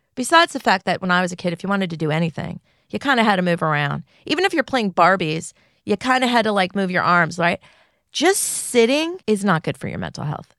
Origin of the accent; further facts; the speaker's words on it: California, United States; I grew up in California.